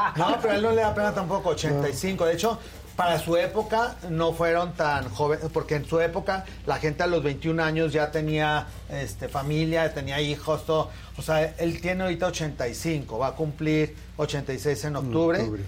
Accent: Torreón, Coahuila, Mexico; moved away; yo soy de Torreón, entonces mi familia vive allá

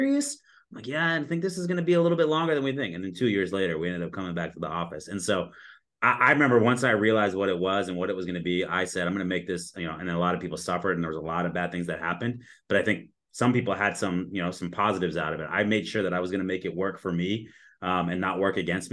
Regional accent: Southern California, United States; now in Arizona, United States; I grew up in Southern California

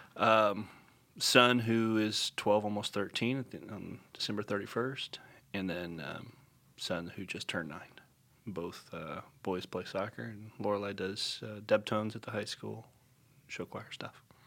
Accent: Upland, Indiana, United States; moved away as an adult; also born or lived in Franklin, Indiana / Terre Haute, Indiana; now in Center Grove, United States; I grew up in Upland, Indiana

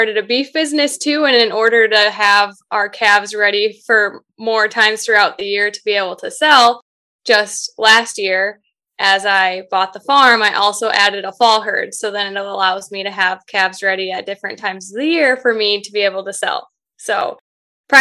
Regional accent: Cascade, United States; Cascade, which is my hometown

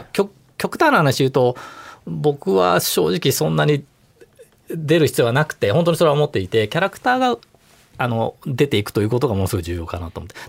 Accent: Kobe, Hyogo, Japan; moved away as an adult; also born or lived in Kumamoto; now in Tokyo, Japan; 小学生ぐらいから、あの、神戸にいて、

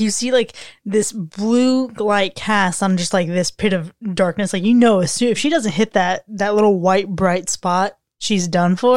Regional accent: South Florida, United States; As someone who is, uh, from South Florida

